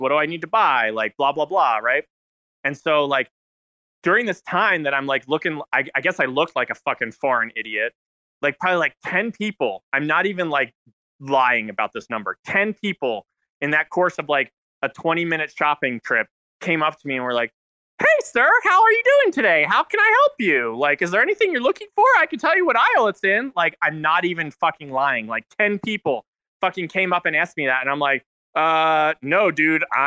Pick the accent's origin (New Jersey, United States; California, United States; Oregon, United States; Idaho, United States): New Jersey, United States; also born or lived in Philadelphia; now in Utah, United States; I'm from New Jersey